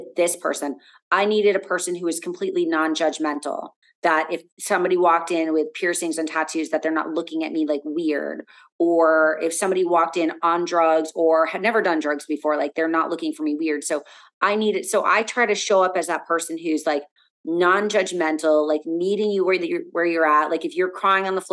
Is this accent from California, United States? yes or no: no; South Florida, United States; growing up in South Florida, it was very easy, you know, being around here